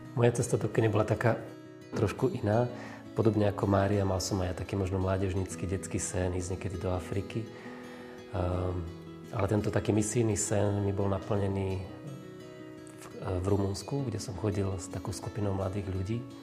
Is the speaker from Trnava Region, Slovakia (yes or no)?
yes; Šamorín, Trnava Region, Slovakia; moved away as an adult; now in Belušské Slatiny, Slovakia; vrátiť sa medzi našich do Šamorína